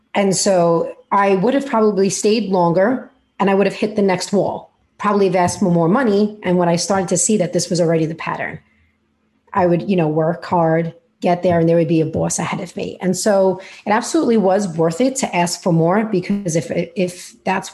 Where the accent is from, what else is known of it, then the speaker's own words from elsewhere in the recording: New York City, New York, United States; accent: New York; if you cannot hear already from my accent or are wondering where it's from, I am in New York and in Brooklyn